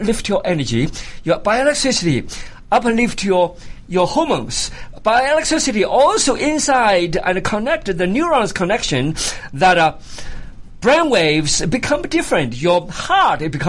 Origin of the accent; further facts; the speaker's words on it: China; moved away as an adult; now in United States; I came from China. Of course, China, during my time, you know, I was an enemy of the country. I was born as an enemy of the country.